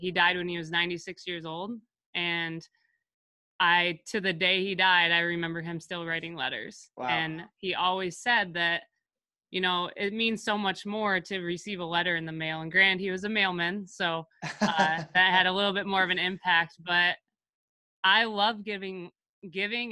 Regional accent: Houghton Lake, Michigan, United States; moved away as an adult; now in Battle Creek, United States; I am in my hometown with my parents and in my childhood basement right now

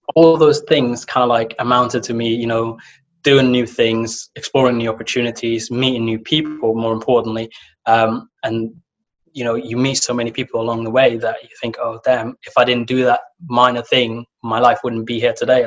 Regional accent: Somalia; moved away; I come from Somalia

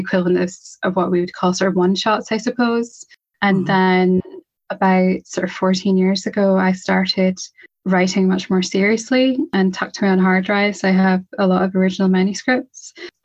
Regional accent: Scotland, United Kingdom; I'm from Scotland. I'm in Scotland.

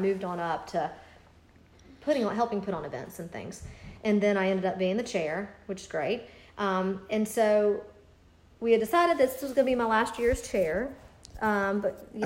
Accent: Greenville, United States; moved away; My parents live in Greenville because I'm from Greenville

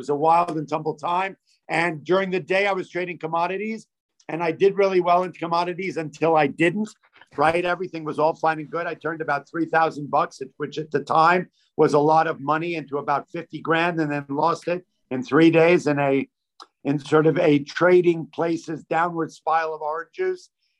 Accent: New York City, New York, United States; I grew up in New York City. My father's a doctor. My parents are Holocaust survivors, came here in 1949.

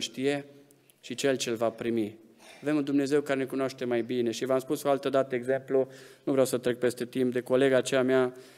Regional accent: Romania; suntem români, suntem în arealul ăsta geografic

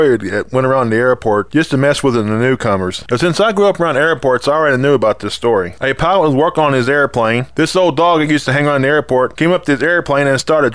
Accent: West Virginia, United States; we started going into the mountains in my home state. There's a particular state park called Watoga

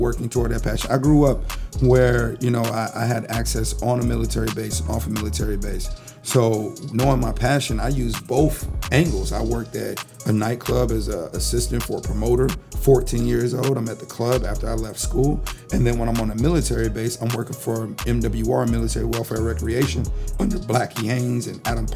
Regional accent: Japan; moved away; Growing up in Japan, my mother put me to work at 3 years old.

